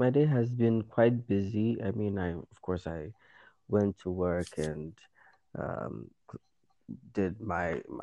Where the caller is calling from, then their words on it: Accra, Greater Accra, Ghana; I'm I'm I'm speaking from Accra, Ghana, here